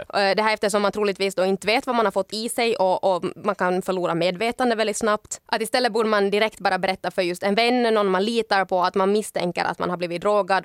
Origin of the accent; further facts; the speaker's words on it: Ekenäs, Uusimaa, Finland; now in Helsinki, Finland; hemma i Ekenäs